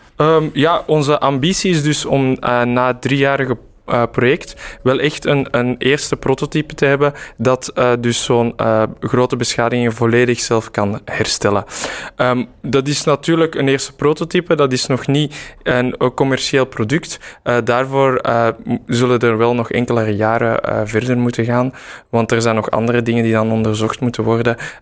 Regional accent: Mechelen, Flanders, Belgium; moved away as an adult; also born or lived in Brussels; mijn roots liggen eigenlijk in Mechelen. Dus eh, ik ben teruggekeerd

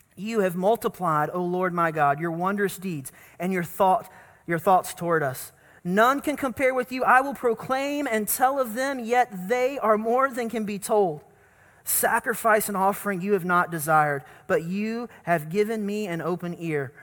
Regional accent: North Carolina, United States; growing up in North Carolina at the First Baptist Church that I grew up

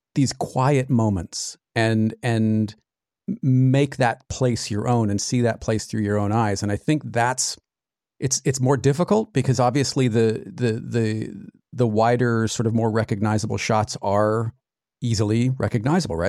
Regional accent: California, United States; also born or lived in Arizona; I, I grew up in California, but every summer from, gosh, the time I was five until college, really, we were in Arizona.

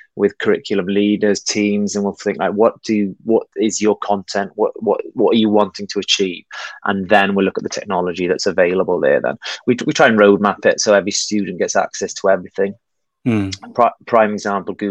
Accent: Wales, United Kingdom; moved away as an adult; also born or lived in Spain; now in Hong Kong; I'm originally from Wales.

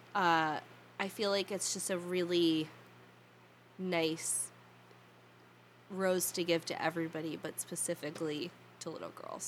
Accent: New Jersey, United States; I was born here. I'll probably die here. And this is how my accent sounds.

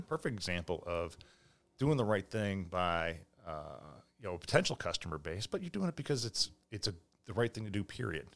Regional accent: Millis, Massachusetts, United States; in Millis, and as a kid, four ninety-five was great

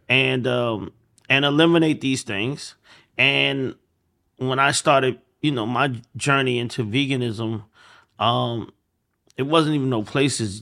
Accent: Atlanta, Georgia, United States; I'm from Atlanta

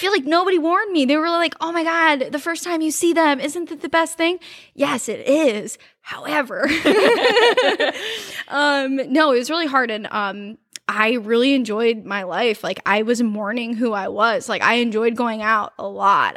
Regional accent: Cleveland, Ohio, United States; some people in Columbus have said that they know that I'm from Cleveland because of the way I talk

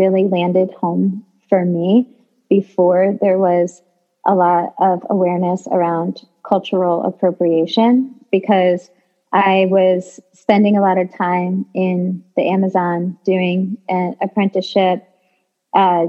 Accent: New York City, New York, United States; I'm like a New Yorker through and through

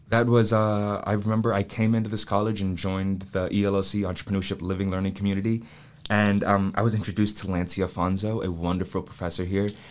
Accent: Atlanta, Georgia, United States; now in Charleston, United States; I went to the Waldorf School of Atlanta, which is this small private school in Atlanta

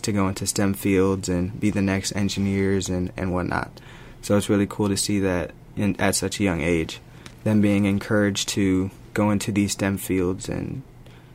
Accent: St. Louis, Missouri, United States; I'm from St. Louis, Missouri.

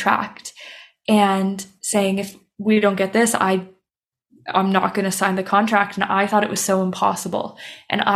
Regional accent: Canada; moved away as an adult; now in Copenhagen, Denmark; I'm Canadian, but I'm living in Copenhagen, Denmark

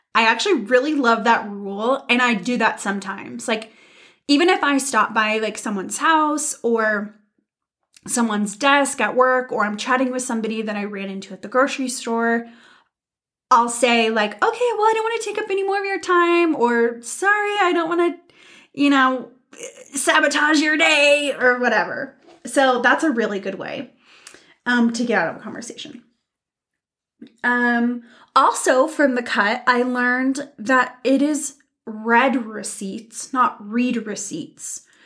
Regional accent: United States; we're American

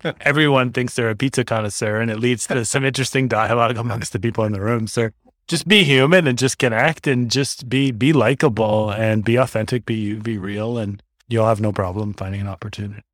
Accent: Toronto, Ontario, Canada; moved away as an adult; now in Northern Ontario, Canada; growing up in Toronto

